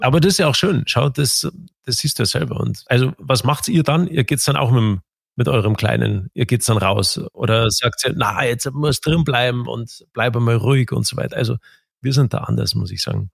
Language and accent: German; Garmisch-Partenkirchen, Bavaria, Germany; bei uns in Garmisch